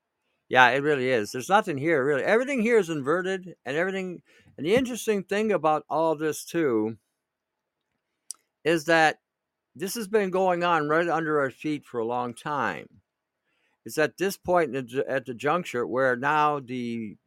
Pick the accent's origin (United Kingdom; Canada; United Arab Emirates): Canada; as a Canadian